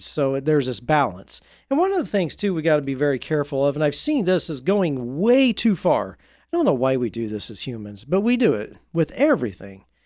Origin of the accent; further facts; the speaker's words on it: Indiana, United States; I grew up in Indiana